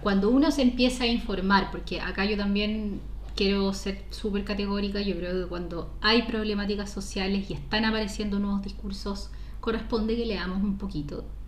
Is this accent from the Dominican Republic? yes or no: no; Chile; ese conservadurismo que nos, que nos caracteriza mucho como sociedad chilena